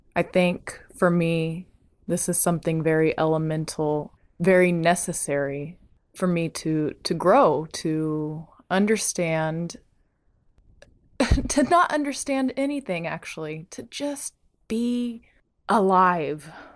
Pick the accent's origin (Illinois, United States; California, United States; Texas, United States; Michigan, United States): Texas, United States; Bandera; moved away; I'm back in Bandera, Texas, my hometown